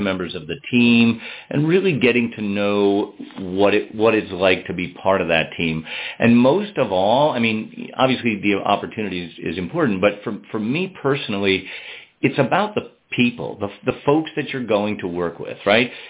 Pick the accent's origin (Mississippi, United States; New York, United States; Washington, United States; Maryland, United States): New York, United States; Albany; moved away as an adult; also born or lived in Boston, Massachusetts / overseas (Switzerland); now in Waitsfield, United States; I grew up in the Northeast in Albany, New York